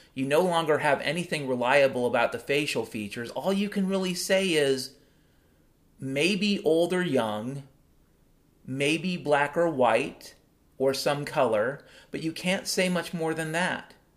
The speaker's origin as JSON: {"language": "English", "town": "Mount Vernon", "region": "Washington", "country": "United States", "tie": "born or raised there", "said": "growing up in Mount Vernon, Washington back in the 70s and 80s"}